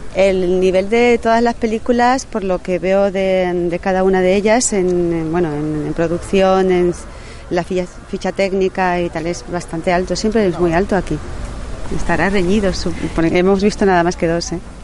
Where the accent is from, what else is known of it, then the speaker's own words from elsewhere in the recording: Seville, Andalusia, Spain; yo soy sevillana